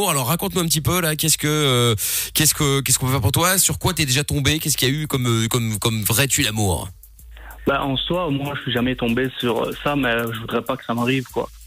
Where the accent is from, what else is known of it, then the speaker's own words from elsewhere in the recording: Porto, Norte, Portugal; moi, euh, du, Porto.